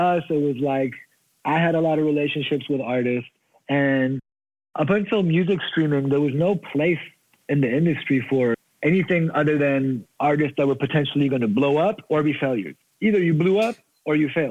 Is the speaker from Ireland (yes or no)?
no; Germany; moved away as an adult; now in United States; I grew up in Germany.